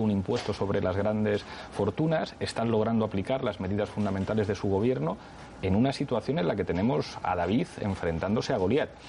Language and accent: Spanish; Madrid, Community of Madrid, Spain; Yo soy madrileño y me siento orgulloso de ser madrileño